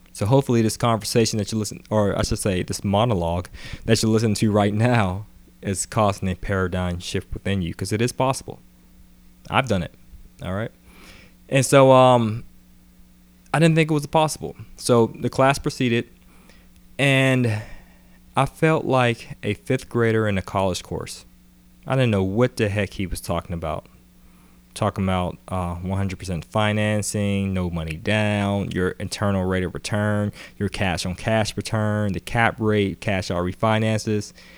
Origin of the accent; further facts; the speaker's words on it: Atlanta, Georgia, United States; also born or lived in Pittsburgh, Pennsylvania; I was born in Pittsburgh, P A. Moved to Atlanta when I was about ten. And, uh, pretty much grew up in Atlanta until I went to college.